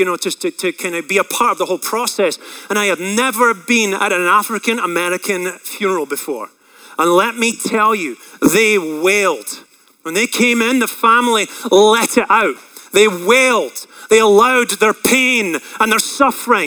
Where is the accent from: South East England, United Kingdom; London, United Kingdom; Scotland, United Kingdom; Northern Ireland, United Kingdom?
Scotland, United Kingdom; I grew up in Scotland around a lot of pasture land.